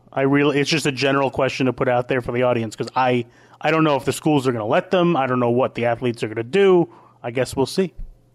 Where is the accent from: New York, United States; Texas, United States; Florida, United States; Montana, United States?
New York, United States; as a New Yorker